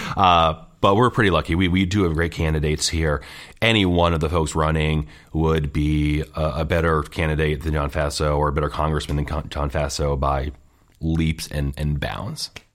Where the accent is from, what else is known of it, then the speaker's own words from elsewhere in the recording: Scotia, New York, United States; now in Guilderland, United States; I grew up in Scotia, which is outside of Schenectady.